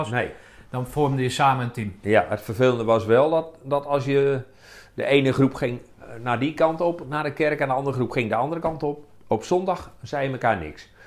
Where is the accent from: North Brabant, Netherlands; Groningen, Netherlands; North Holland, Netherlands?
Groningen, Netherlands; Roodeschool; kom uit Rode School, einde van de spoorlijn in Groningen.